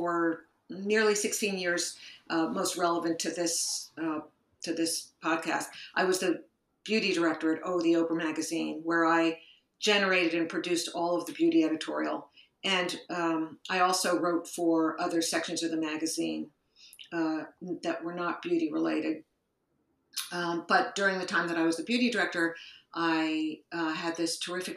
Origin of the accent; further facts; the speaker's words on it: Rutherford, New Jersey, United States; moved away as an adult; now in New York City, United States; I was raised in Rutherford, New Jersey, which is a small town about 20 minutes outside the city